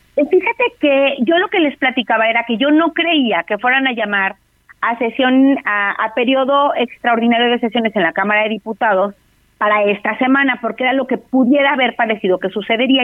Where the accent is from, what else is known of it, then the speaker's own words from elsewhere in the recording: Mexico; Somos los mexicanos y mexicanas